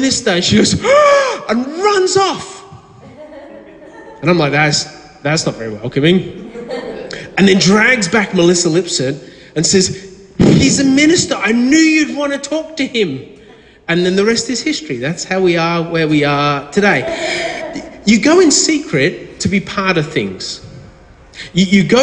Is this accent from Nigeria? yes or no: no; Victoria, Australia; from down in Victoria